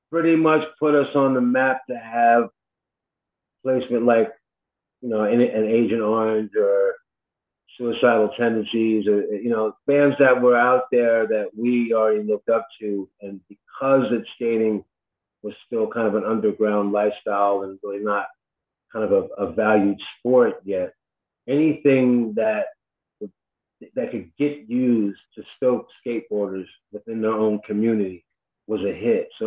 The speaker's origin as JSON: {"language": "English", "region": "New York", "country": "United States", "tie": "born or raised there", "said": "and I grew up playing hardcore in New York."}